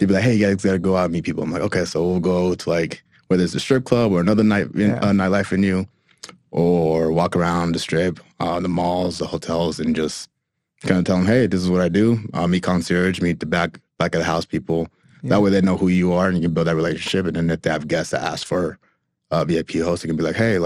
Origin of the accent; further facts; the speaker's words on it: Cuba; now in United States; I'm originally from Cuba, so I immigrated over here